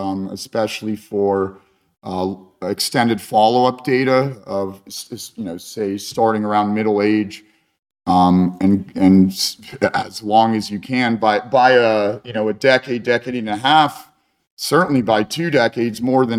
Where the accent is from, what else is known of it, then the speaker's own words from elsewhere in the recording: Cincinnati, Ohio, United States; also born or lived in Saint Petersburg, Russia / Vienna, Austria / Rome, Italy / Ukraine; I grew up in Cincinnati, Ohio